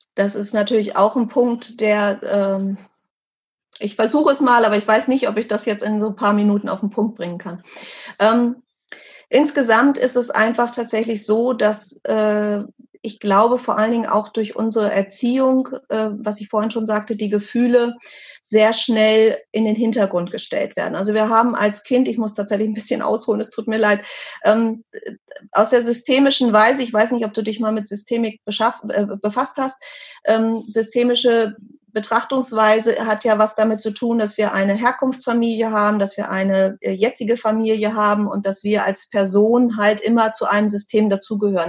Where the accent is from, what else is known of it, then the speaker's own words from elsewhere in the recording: Germany; bei uns in Deutschland